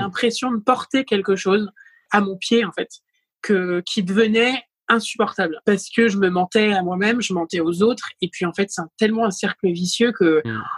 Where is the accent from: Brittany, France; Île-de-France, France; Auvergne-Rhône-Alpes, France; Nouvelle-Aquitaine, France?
Brittany, France; Saint-Malo; also born or lived in Rennes; j'étais passée de Saint-Malo à Rennes